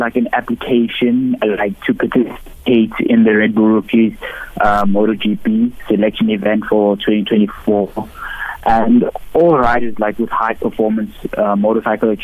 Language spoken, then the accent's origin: English; South Africa; I'm a South African racer